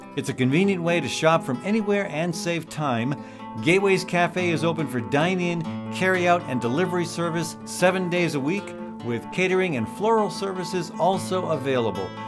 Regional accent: Iowa, United States; Iowa, my home state

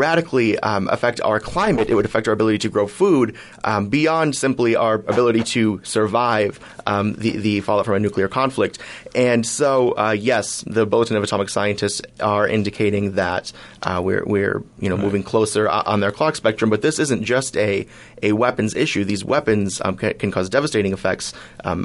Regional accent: Midwest, United States; I'm a Midwesterner myself

